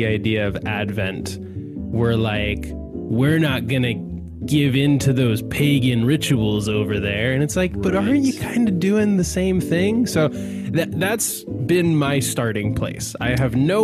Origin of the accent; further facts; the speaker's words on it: Calgary, Alberta, Canada; I grew up in Calgary